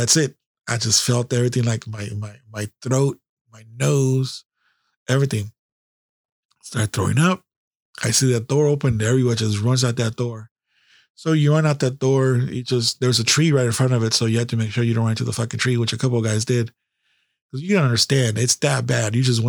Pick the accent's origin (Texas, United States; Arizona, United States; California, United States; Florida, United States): California, United States; Where are you from? California.